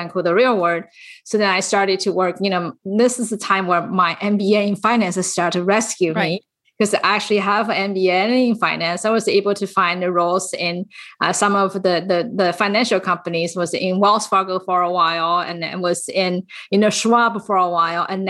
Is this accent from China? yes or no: yes; China; moved away as an adult; now in San Francisco Bay Area, United States; I actually came to US when I was fully grown from China